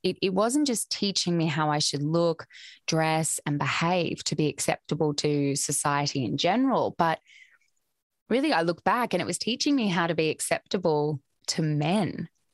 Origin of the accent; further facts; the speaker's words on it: Australia; I grew up in Australia, where I still currently reside.